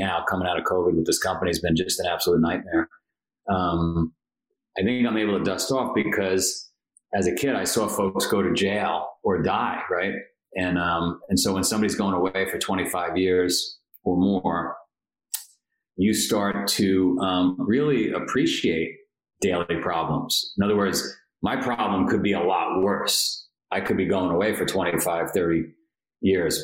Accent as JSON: {"language": "English", "town": "New York City", "region": "New York", "country": "United States", "tie": "born or raised there", "said": "I grew up in Queens, New York."}